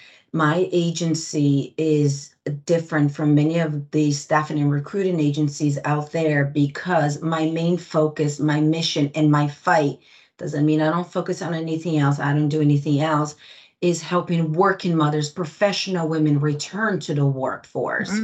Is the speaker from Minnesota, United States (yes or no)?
no; Greenwich, Connecticut, United States; also born or lived in Brazil; I was born in Brazil and raised in Greenwich, Connecticut.